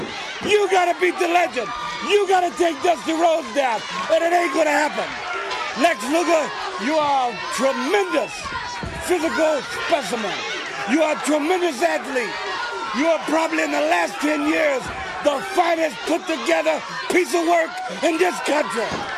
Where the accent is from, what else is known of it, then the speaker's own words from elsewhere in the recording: Austin, Texas, United States; When I was a kid growing up in Austin, Texas, from the time I came out of the womb, I lived on the east side. I grew up on a street that wasn't paved to a couple years ago.